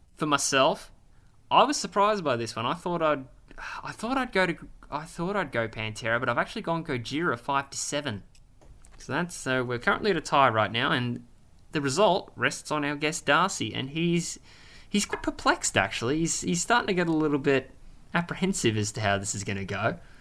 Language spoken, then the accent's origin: English; Australia; we're Australian